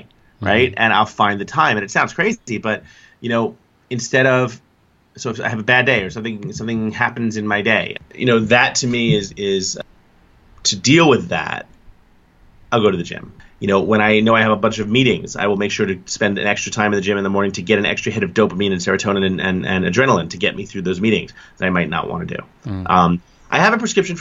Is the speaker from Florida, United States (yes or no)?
no; New York City, New York, United States; growing up in New York City, I spent my younger years in Staten Island